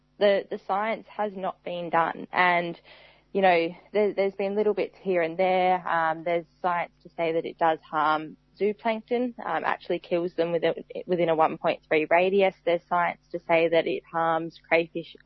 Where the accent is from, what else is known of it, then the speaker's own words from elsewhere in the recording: Tasmania, Australia; I grew up in Tasmania